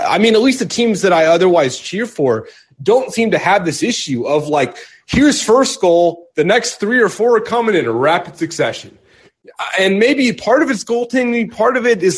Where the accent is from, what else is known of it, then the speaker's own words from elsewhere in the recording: Dallas, Texas, United States; I grew up around Dallas